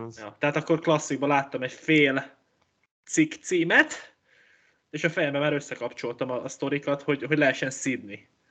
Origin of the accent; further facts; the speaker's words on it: Hungary; én egy gondolkozó magyar ember vagyok